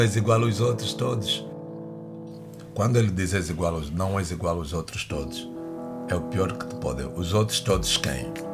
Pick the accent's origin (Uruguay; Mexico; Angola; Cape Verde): Angola; now in Lisbon, Portugal; sou angolano, eh, vivo cá há algum tempo, sinto-me mais do que português, sinto-me lisboeta